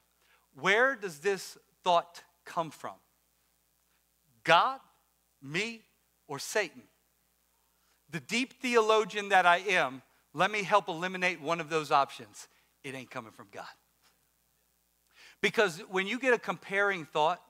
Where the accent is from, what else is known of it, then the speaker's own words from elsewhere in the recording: Louisiana, United States; now in Maryland, United States; I'm from Louisiana